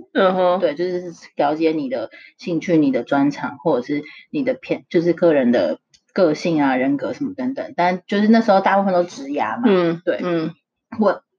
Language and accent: Chinese; Taiwan; moved away as an adult; now in United States; 从小在台湾长大